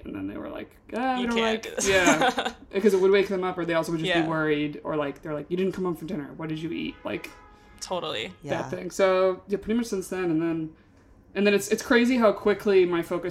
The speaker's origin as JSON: {"language": "English", "town": "Binghamton", "region": "New York", "country": "United States", "tie": "born or raised there", "moved": "yes", "said": "I'm from Binghamton, New York. And I was home and a bunch of my high school friends were home."}